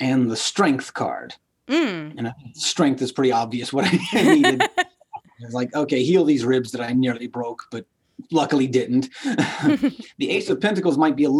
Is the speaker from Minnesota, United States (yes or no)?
no; Louisiana, United States; growing up in Louisiana, Catholic